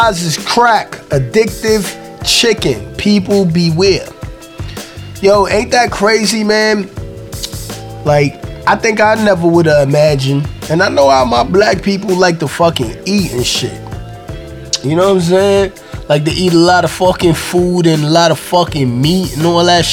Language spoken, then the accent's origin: English; New York City, New York, United States; I'm from Brooklyn, so I'm in New York